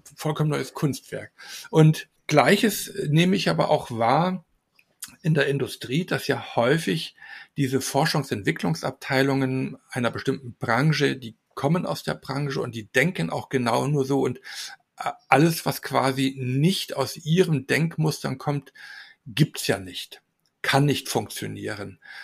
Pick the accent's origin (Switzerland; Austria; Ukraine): Austria; Salzburg; bei uns in Salzburg